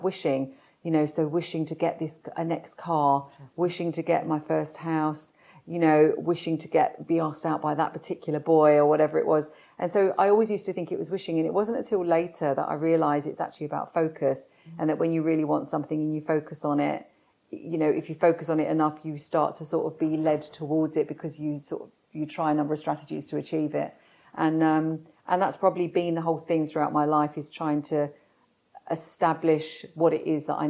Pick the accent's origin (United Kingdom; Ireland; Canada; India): United Kingdom; London; I was born in South London and to a normal family.